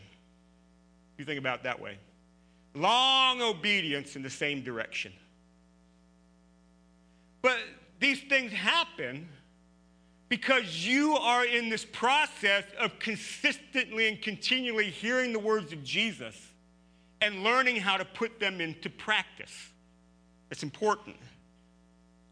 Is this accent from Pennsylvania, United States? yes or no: yes; Pennsylvania, United States; now in Ohio, United States; I grew up in Pennsylvania, rolling hills